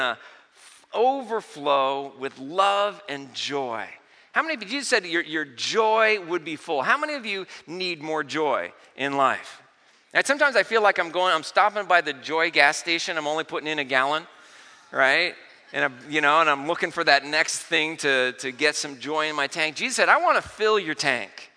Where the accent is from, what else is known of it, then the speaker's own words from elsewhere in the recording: Vista, California, United States; I grew up in Vista in North County.